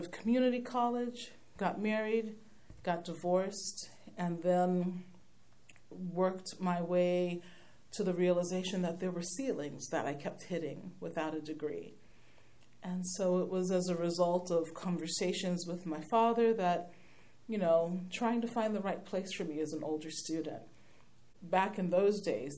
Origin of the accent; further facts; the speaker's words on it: Berkeley, California, United States; also born or lived in Santa Cruz, California; Native Californian, born and bred in Berkeley, California. Been in Santa Cruz for most of my life. Had a chance to grow up in this community